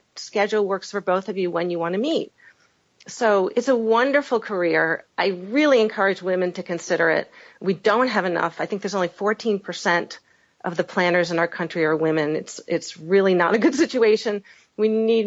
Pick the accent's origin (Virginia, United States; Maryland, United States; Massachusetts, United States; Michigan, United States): Massachusetts, United States; Boston; also born or lived in Washington, D.C.; I'm from the Boston area